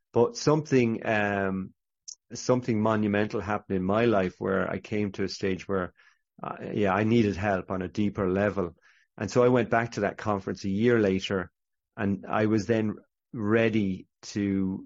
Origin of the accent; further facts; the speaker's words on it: Ireland; I'm Catholic Irish, so I'd never been into a Christian bookshop.